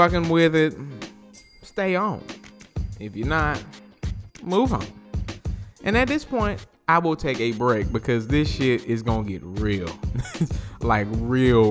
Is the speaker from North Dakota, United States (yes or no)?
no; New Orleans, Louisiana, United States; accent: New Orleans; my New Orleans accent